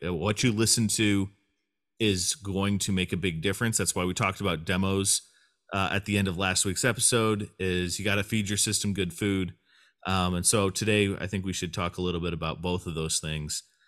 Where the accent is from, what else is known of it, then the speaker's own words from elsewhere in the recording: United States; I am an American man